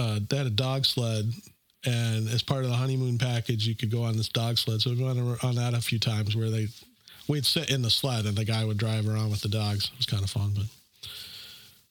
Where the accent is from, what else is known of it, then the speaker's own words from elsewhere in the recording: Minnesota, United States; also born or lived in Fargo, North Dakota; I'm from Minnesota